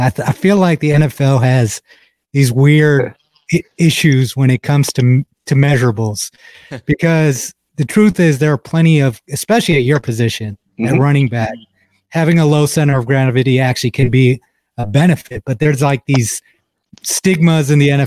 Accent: Toledo, Ohio, United States; I'm actually from Toledo, Northwest, right? Ohio.

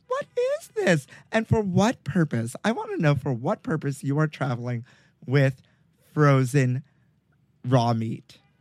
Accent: New York City, New York, United States; where I grew up in Brooklyn

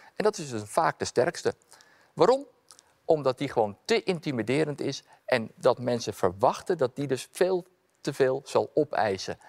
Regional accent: Amsterdam, North Holland, Netherlands; Ik ben opgegroeid in Amsterdam-Noord

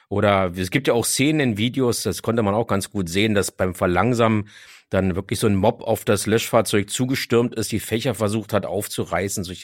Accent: Berlin, Germany; bin auch aufgewachsen in Kreuzberg und Neukölln. Ja. Also insofern ist mir so, so die ganze Gegend natürlich auch ein Zuhause.

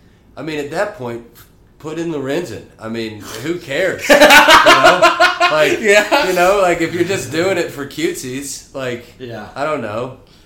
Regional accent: Lexington, Kentucky, United States; born or raised there

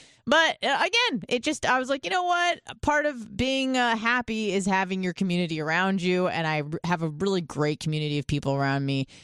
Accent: Southern California, United States; moved away as an adult; also born or lived in Australia; I grew up in Southern California.

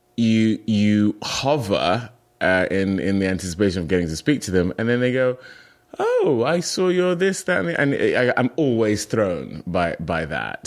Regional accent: United Kingdom; moved away as an adult; also born or lived in Nigeria; now in United States; I identify as British

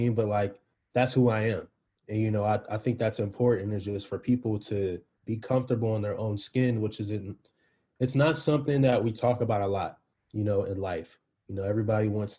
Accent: East Coast, United States; I'm from the East Coast

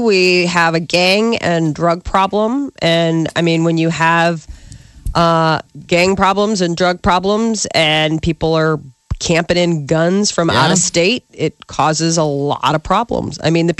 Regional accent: Omaha, Nebraska, United States; now in Chicago, United States; I'm an Omaha. I'm born and raised in Nebraska.

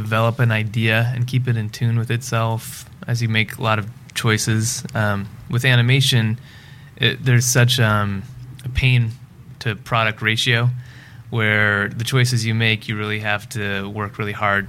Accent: Florida, United States; moved away as an adult; also born or lived in India; now in Los Angeles, United States; I'm a filmmaker in Los Angeles. I was born in India, grew up in Florida, came out here to study experimental animation back in 2000.

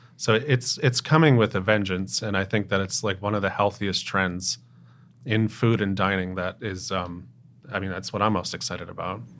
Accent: Smithfield, Rhode Island, United States; moved away as an adult; also born or lived in Boston / New York / Asheville, North Carolina; now in Providence, United States; I grew up in Rhode Island in a little town called Smithfield

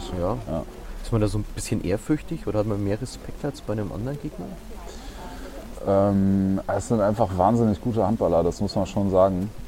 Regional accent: Berlin, Germany; born there; now in Erlangen, Germany; Geboren in Berlin-Neukölln.

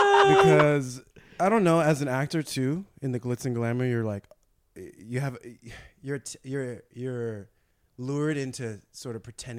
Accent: San Gabriel Valley, California, United States; also born or lived in San Marino, California; I was raised in San Gabriel Valley in a Chinese and white community, but, you know, and with my Chinese side.

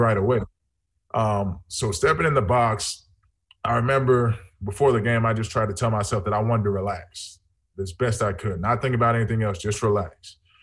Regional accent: just south of Atlanta, Georgia, United States; I grew up in Georgia, just south of Atlanta

